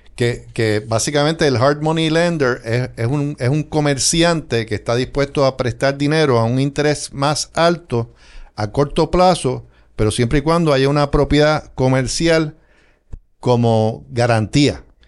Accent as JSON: {"language": "Spanish", "country": "Puerto Rico", "moved": "as an adult", "lives_now": "West Palm Beach, United States"}